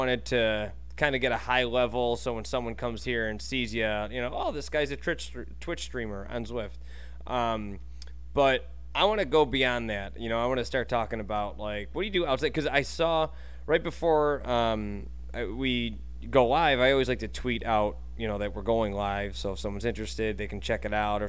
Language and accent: English; Buffalo, New York, United States; moved away as an adult; now in Texas, United States; I'm from Buffalo, grew up there and moved to Texas 2 years ago.